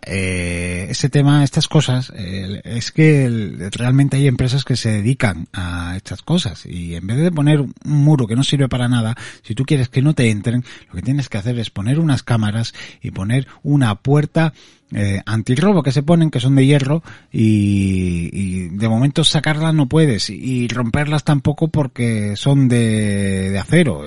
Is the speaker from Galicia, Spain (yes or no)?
no; Andalusia, Spain; accent: Andalusian; los andaluces somos